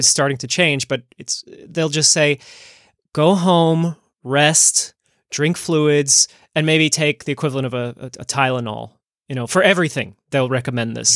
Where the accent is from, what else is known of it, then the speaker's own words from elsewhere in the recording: New Jersey, United States; I grew up in New Jersey